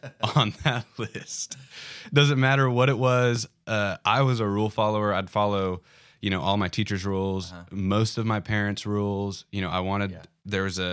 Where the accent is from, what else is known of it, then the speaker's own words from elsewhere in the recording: Bentonville, Arkansas, United States; also born or lived in Denver, United States; I was born in Denver, moved here okay. almost immediately. Mm-hmm. I'm a native Arkansan from this area, moved back to this area.